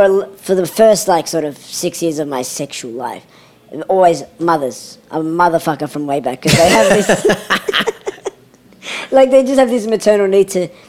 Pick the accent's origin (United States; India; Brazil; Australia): Australia; I'm Australian. I've got Lebanese heritage.